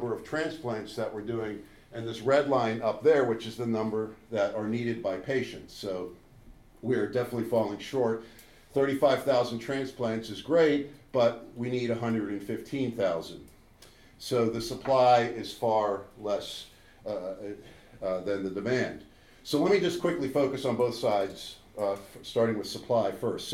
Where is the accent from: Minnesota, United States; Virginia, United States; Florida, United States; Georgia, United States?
Minnesota, United States; I'm from Minnesota, which is right here in the upper middle of the United States